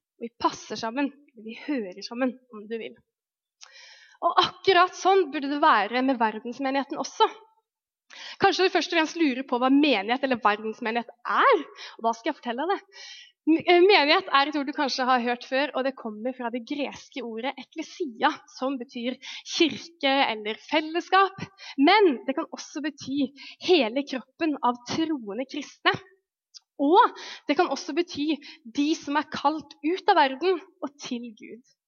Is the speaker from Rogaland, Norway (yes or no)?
no; Lofoten, Nordland, Norway; jeg vokste opp i Lofoten, som er liksom en øy langt oppe i nord